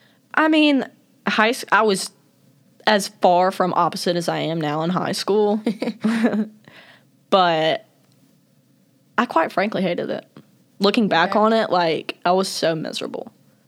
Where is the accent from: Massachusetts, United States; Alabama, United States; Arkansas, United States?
Alabama, United States; Montgomery; So I'm from the Gump. Quite frankly, the worst place known to mankind.